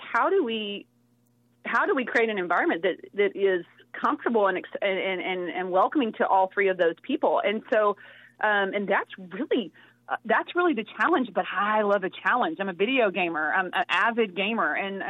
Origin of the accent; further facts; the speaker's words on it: Texas, United States; I'm from Texas.